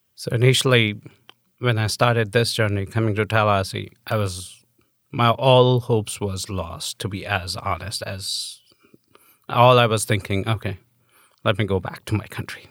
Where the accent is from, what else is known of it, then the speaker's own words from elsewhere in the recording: New Delhi, Delhi, India; moved away as an adult; now in United States; I'm an immigrant. I'm from India.